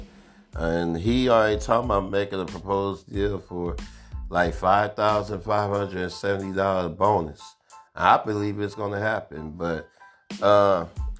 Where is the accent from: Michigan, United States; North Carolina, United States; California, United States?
California, United States; Oakland; I'm from Oakland, California.